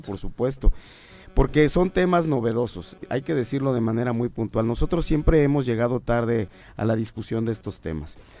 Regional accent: Morelos, Mexico; quienes somos de Morelos

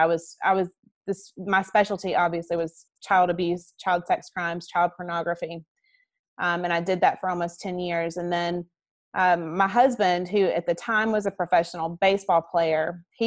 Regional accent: Alabama, United States; I'm from Alabama

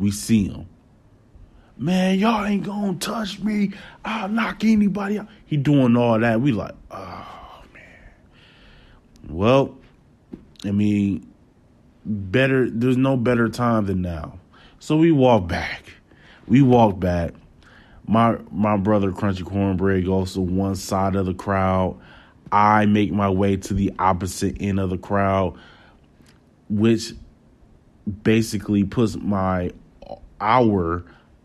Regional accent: Wisconsin, United States; we're from Wisconsin

